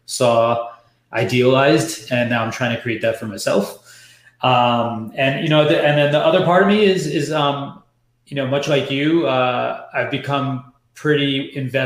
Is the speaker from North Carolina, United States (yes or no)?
no; New York, United States; moved away; also born or lived in San Francisco; I'm born and raised in New York, and I'm the first generation son of, two Guyanese immigrants that came here